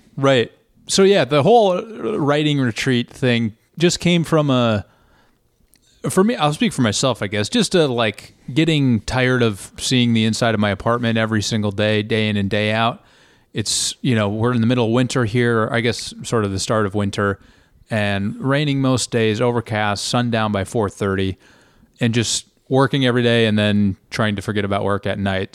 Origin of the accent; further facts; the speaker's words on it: United States; being an American